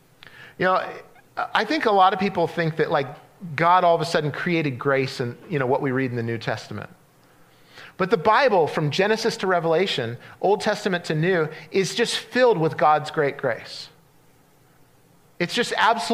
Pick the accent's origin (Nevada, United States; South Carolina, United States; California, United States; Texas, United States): California, United States; Central; where I grew up in Central California